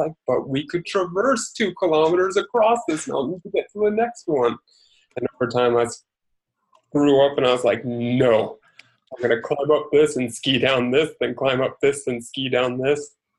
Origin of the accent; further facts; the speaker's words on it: Seattle, Washington, United States; I was born and raised in Seattle.